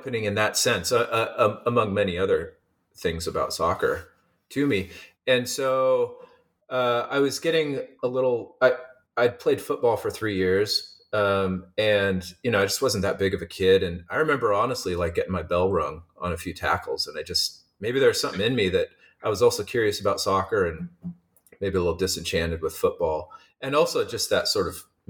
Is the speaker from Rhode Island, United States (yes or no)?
no; Eugene, Oregon, United States; born or raised there; moved away as an adult; also born or lived in Seattle, Washington; now in San Diego, United States